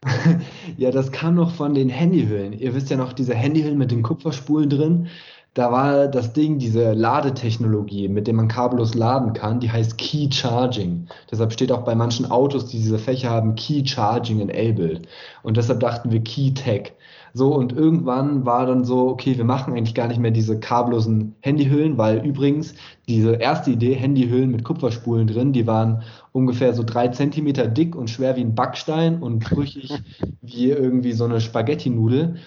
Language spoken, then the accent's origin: German; Oppenheim, Rhineland-Palatinate, Germany; in mein Heimatdorf Oppenheim am Rhein